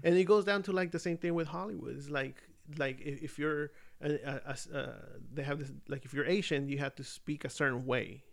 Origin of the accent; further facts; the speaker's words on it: Mexico City, Mexico; I'm from Mexico City. Like, I'm Mexican